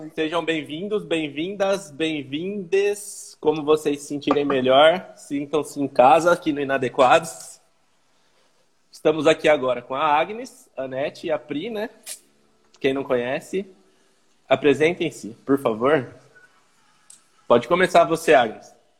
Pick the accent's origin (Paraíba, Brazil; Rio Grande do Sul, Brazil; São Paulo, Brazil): São Paulo, Brazil; Campinas; eu sou aqui de São Paulo, todo interior aqui, Campinas